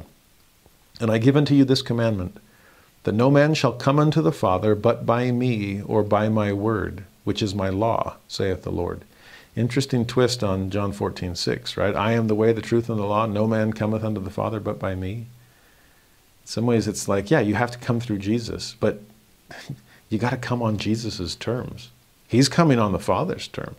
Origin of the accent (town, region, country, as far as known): Los Angeles, California, United States; born or raised there; moved away as an adult